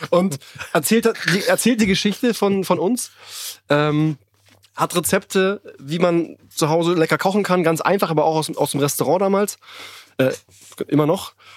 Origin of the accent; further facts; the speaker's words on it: Berlin, Germany; ich bin in Berlin geboren